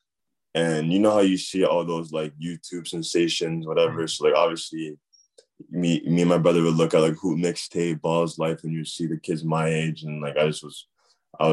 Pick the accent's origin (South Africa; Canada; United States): Canada; also born or lived in Harrow, London, United Kingdom; I was born in Harrow or whatever, and then I moved to Canada when I was 5 years old.